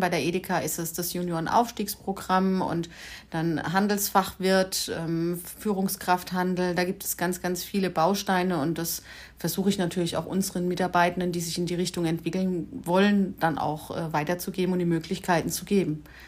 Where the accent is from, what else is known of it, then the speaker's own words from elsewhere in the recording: Mannheim, Baden-Württemberg, Germany; moved away as an adult; also born or lived in Stuttgart; now in Herrenberg, Germany; komme ursprünglich aus Mannheim, echte Mannheimer Schlappgosch.